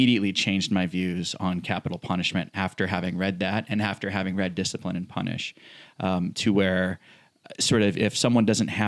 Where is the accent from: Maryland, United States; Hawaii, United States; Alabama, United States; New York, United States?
Hawaii, United States; we're from Hawaii